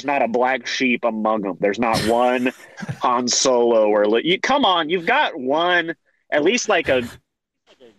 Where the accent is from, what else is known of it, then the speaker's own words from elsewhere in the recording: Tennessee, United States; I'm from the Bible Belt. And I'm from Tennessee and stuff. I'm in Tennessee now